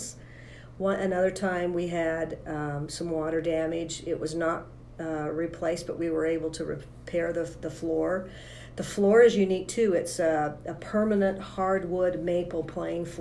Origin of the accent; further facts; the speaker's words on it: Morgan, Utah, United States; I'm a local Utah girl. I grew up in Morgan